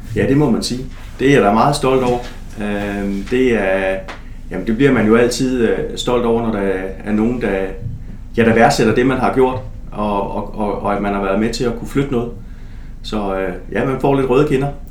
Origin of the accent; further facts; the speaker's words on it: Stevns, southeastern Zealand, Denmark; moved away; jeg kommer jo fra Stævns på det sydøstlige Sjælland, og øh, et lille område, øh, hvor at øh, ligesom min jævnaldrende, ligesom man gjorde dengang, så øh, stiftede jeg bekendtskab med en masse forskellige sportsgrene